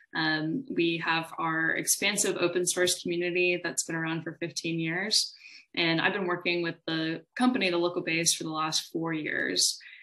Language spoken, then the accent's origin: English; Austin, Texas, United States; I'm from Austin, Texas. I was uh, raised here for the most part, wasn't born here